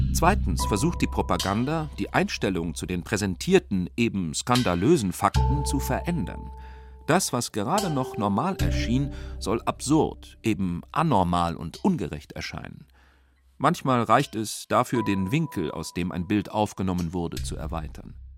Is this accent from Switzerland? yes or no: yes; St. Gallen, Switzerland; meiner Heimatstadt St. Gallen